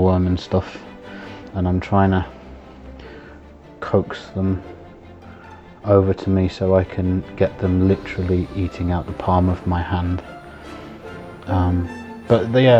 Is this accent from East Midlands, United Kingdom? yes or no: yes; Nottingham, East Midlands, United Kingdom; I'm from Nottingham